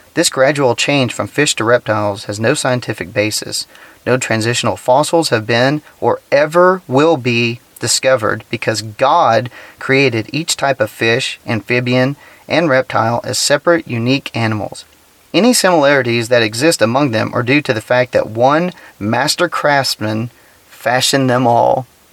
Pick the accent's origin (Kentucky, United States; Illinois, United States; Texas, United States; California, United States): Texas, United States; being a Texan